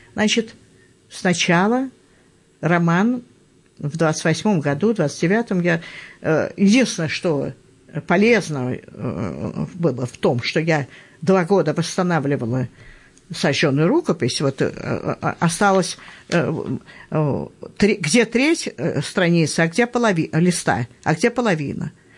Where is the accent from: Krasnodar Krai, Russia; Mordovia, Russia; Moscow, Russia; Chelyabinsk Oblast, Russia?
Moscow, Russia; я москвичка